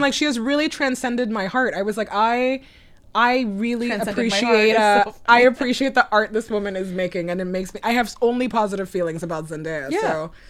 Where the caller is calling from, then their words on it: Brooklyn, New York, United States; I'm calling in from Brooklyn.